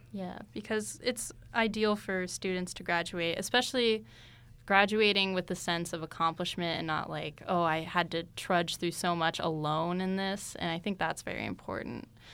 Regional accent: Tucson, Arizona, United States; I'm from Tucson

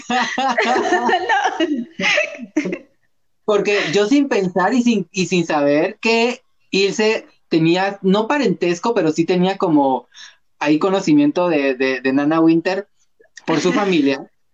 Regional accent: Guatemala; como guatemaltecos

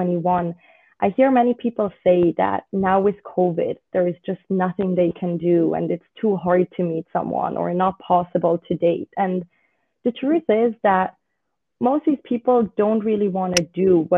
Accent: Switzerland; also born or lived in United Kingdom / United States / Australia; now in Israel; I was born and raised in Switzerland

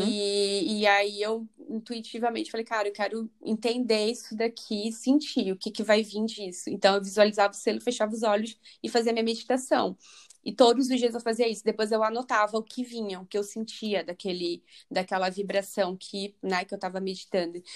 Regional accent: Rio de Janeiro, Brazil; moved away as an adult; now in London, United Kingdom; eu sou carioca, nasci no Rio, Agora eu estou morando aqui em Londres

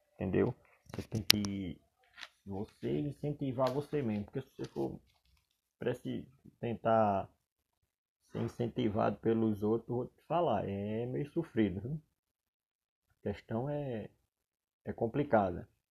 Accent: Solânea, Paraíba, Brazil; also born or lived in João Pessoa, Paraíba / São Paulo; sou natural de Solânia, Paraíba

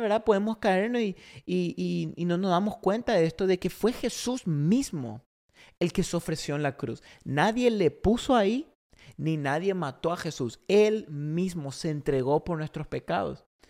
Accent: Paraguay; moved away as an adult; also born or lived in Argentina; now in Oklahoma City, United States; yo soy argentino criado en Paraguay

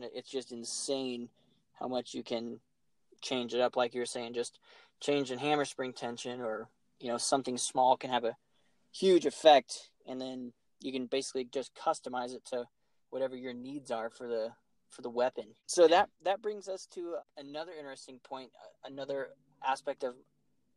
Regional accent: Colorado, United States; I was born in Colorado

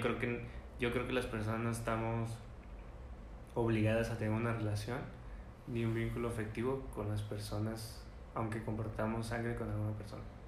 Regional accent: northern Mexico, Mexico; accent: norteño; yo soy el norteño del, del acento

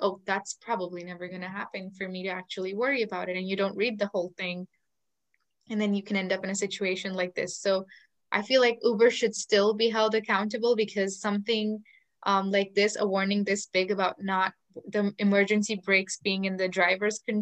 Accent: India; English is a second language; It's just my state, because India has 30 states and then 30 different languages

